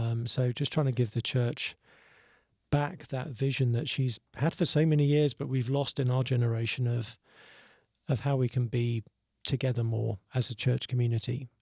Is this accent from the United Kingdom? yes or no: yes; South East England, United Kingdom; moved away as an adult; now in Nashville, United States; grew up in Southeast England.